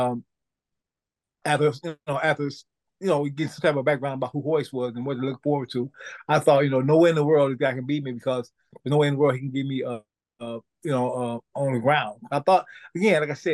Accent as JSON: {"language": "English", "town": "St. Louis", "region": "Missouri", "country": "United States", "said": "I'm originally from St. Louis, Missouri"}